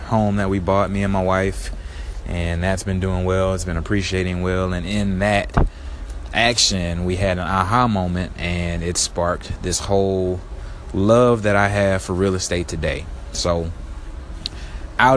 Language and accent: English; Baton Rouge, Louisiana, United States; moved away as an adult; also born or lived in San Antonio, Texas; now in Houston, United States; I'm originally born and raised in Baton Rouge, Louisiana